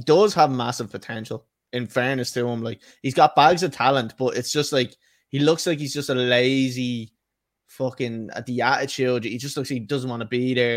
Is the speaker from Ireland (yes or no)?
yes; Ireland